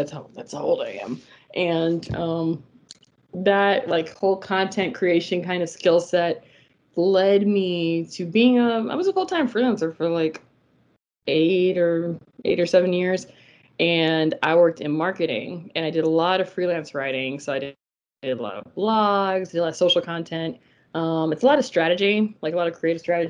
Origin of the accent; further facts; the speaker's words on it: New Orleans, Louisiana, United States; moved away as an adult; now in Florida, United States; I'm originally from New Orleans.